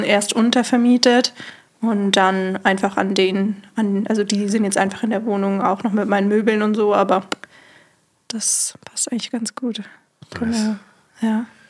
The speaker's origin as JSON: {"language": "German", "area": "near Munich", "region": "Bavaria", "country": "Germany", "said": "Ich komme eigentlich nicht aus Berlin, sondern aus dem Süden ähm, von Deutschland, in der Nähe von München"}